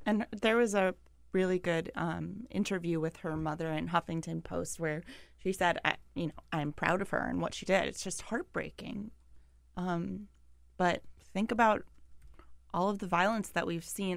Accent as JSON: {"language": "English", "town": "Milwaukee", "region": "Wisconsin", "country": "United States", "said": "I'm from Milwaukee"}